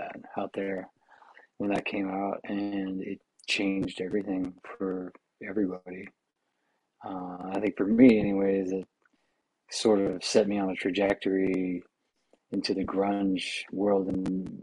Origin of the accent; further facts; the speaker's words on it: Pensacola, Florida, United States; moved away; I grew up down in Pensacola, Florida